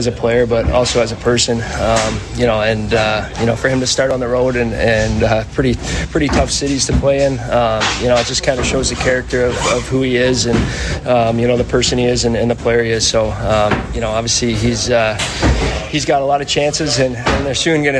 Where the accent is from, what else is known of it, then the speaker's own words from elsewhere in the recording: Toronto, Ontario, Canada; moved away; in my hometown